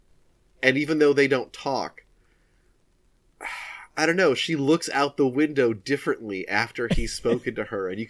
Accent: United States; Despite being American

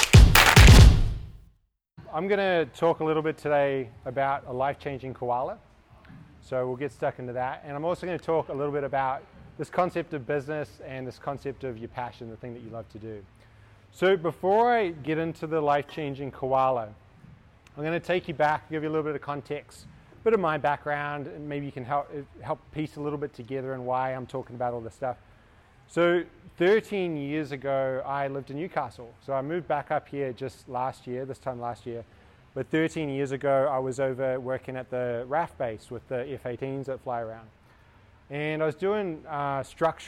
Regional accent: New Zealand; moved away; I'm from New Zealand

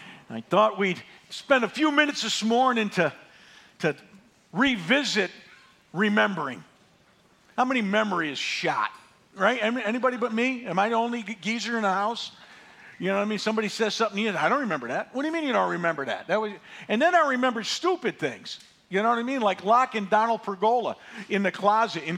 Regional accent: Northeast, United States; I grew up in the Northeast

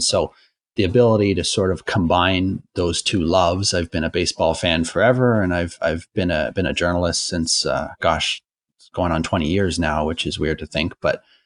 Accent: Toronto, Ontario, Canada; I grew up in Toronto and I went to my first game when I was six

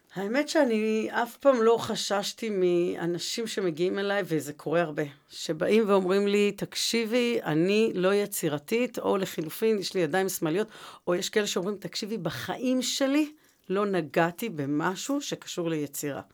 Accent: Jerusalem, Jerusalem District, Israel; moved away as an adult; now in Rishon LeZion, Israel; אני ירושלמית

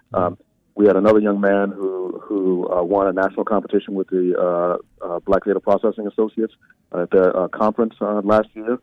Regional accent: Memphis, Tennessee, United States; my father's from Nigeria, but I'm from South Memphis

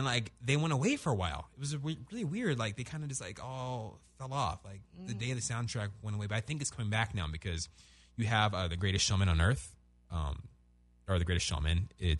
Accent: Orange County, California, United States; Yeah, because we're from Orange County.

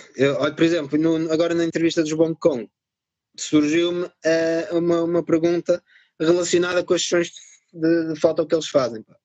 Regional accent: Vila Nova de Gaia, Porto District, Portugal; accent: northern; also born or lived in France; os meus pais emigraram na altura para a França, ficaram lá uns anos, eu nasci lá e pá, estive lá seis anos, acho eu, ou seis, sete anos vim para Portugal uh, e fiquei por cá.

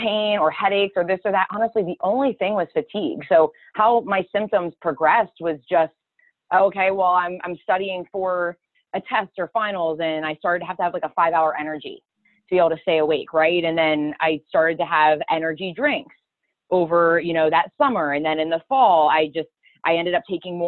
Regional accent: Boyertown, Pennsylvania, United States; also born or lived in Reading, Pennsylvania; I grew up probably about 30 minutes from Reading, so it's a place called Boyertown, Pennsylvania, so I haven't moved too far as I was getting older.

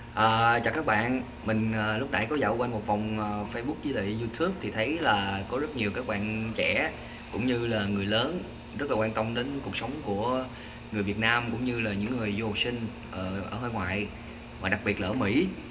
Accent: Vietnam; accent: Vietnamese; moved away as an adult; now in United States; cái giọng của mình cũng chỉ là giọng của người Việt

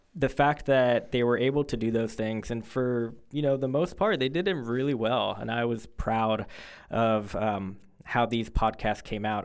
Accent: Fort Lauderdale, Florida, United States; moved away; I'm originally from Fort Lauderdale, Florida

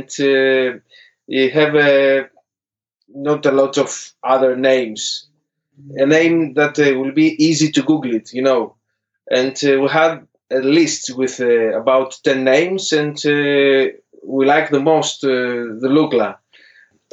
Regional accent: Athens, Attica, Greece; English is a second language; moved away as an adult; now in London, United Kingdom; It's about 10 years almost that we work back in Greece with Chloe Ann, and we decide to move in London

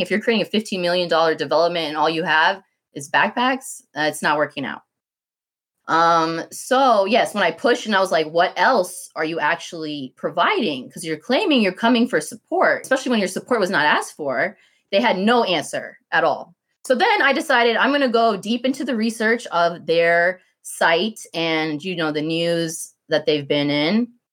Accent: Clarkston, Georgia, United States; I'm from Clarkston

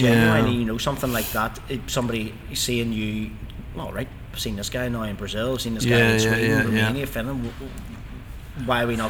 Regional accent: Ireland; how do you know we're from Ireland?

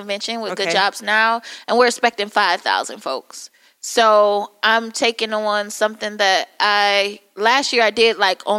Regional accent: Detroit, Michigan, United States; I was born and raised in Detroit.

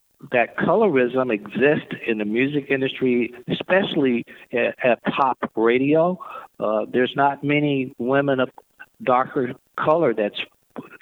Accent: the South, United States; folks my age growing up in the South

